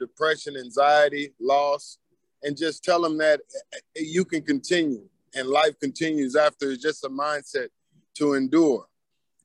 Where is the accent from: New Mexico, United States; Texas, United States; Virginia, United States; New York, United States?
Texas, United States; Killeen; I grew up in Killeen, Texas